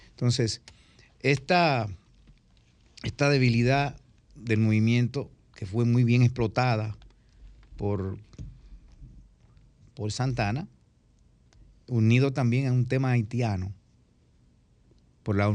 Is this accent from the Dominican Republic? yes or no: yes; Dominican Republic; Somos dominicanos